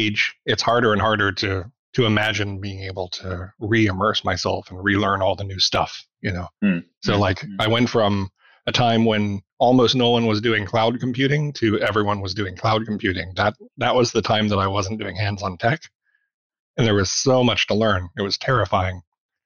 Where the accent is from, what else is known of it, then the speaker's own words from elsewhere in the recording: Arkansas, United States; moved away as an adult; also born or lived in Memphis, Tennessee / Kentucky / India / Colorado; I grew up in Arkansas